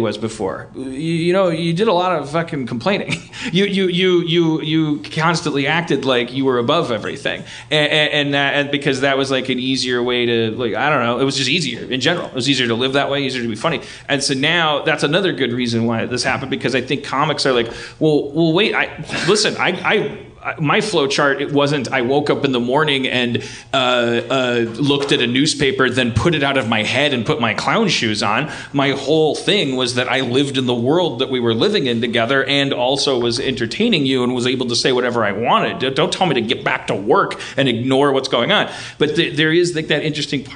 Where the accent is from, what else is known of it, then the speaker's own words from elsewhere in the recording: Milwaukee, Wisconsin, United States; I grew up in Milwaukee. That's like the Belfast of Wisconsin